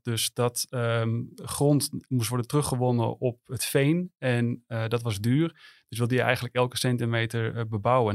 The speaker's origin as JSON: {"language": "Dutch", "town": "Amsterdam", "region": "North Holland", "country": "Netherlands", "said": "als Amsterdammer"}